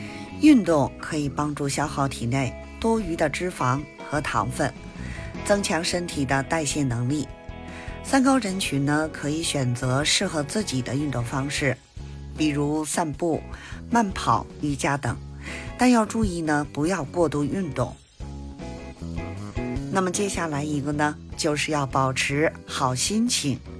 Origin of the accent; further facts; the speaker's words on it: Beijing, China; 我是北京的…，咱们下期节目再